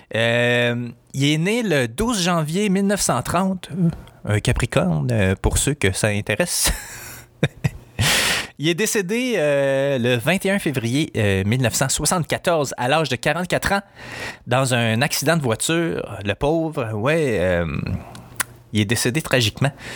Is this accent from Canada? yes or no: yes; Quebec, Canada; je suis un fier indépendantiste québécois